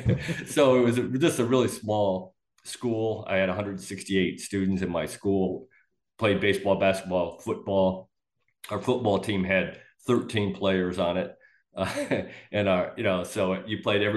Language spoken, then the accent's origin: English; Kirkland, Illinois, United States; also born or lived in Loudon, Tennessee; now in Florida, United States; by the time I was 5 or 6, our family moved to Northern Illinois. Small little farm town, Kirkland, Illinois